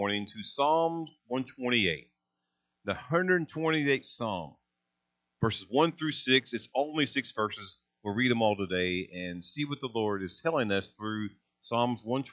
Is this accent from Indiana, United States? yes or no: yes; Hazleton, Indiana, United States; I grew up in Hazleton, Indiana. I mean, it's a little river town, northern part of Gibson County